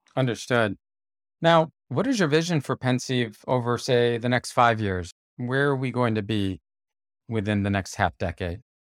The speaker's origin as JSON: {"language": "English", "country": "United States", "said": "as an American"}